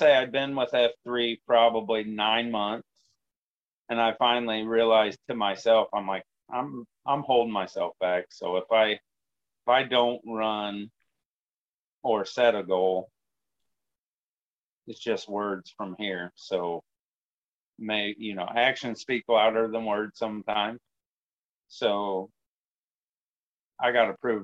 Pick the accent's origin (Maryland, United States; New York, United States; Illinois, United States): Illinois, United States; Danvers; now in Stanford, Illinois, United States; I grew up in Danvers, Illinois